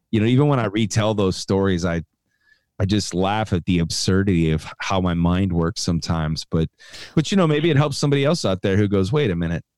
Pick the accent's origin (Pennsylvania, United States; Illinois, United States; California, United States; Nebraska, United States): Illinois, United States; Chicago; I grew up in Chicago